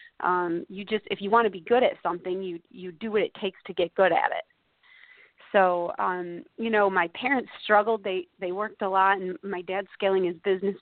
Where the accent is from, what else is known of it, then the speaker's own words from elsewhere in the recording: Bridgewater, New York, United States; I grew up in a really small town in southern Oneida County in the center of upstate New York, a little town called Bridgewater